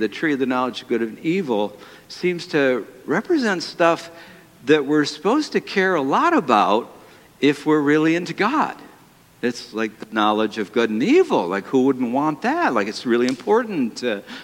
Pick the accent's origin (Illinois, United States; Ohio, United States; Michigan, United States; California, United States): Michigan, United States; Detroit; my hometown